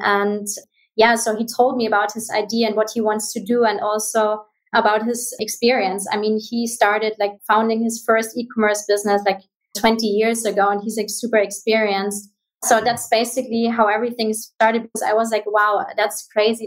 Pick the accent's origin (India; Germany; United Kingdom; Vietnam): Germany; Munich area, Bavaria; English is a second language; moved away as an adult; also born or lived in Malta / Bahamas; I'm originally from Germany. I um, I grew up in the area around um, Munich